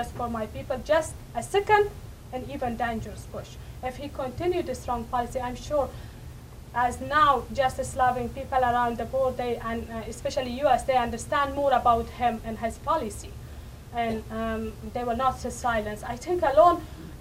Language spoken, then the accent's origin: English; Afghanistan; history of our country. We have powerful history, powerful culture